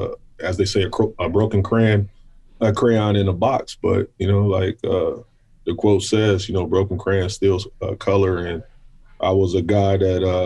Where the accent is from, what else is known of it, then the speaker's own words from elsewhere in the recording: Racine, Wisconsin, United States; I come from Racine, Wisconsin